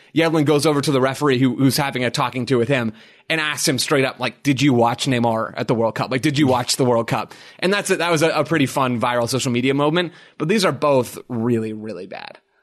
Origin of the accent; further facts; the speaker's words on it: United States; as an American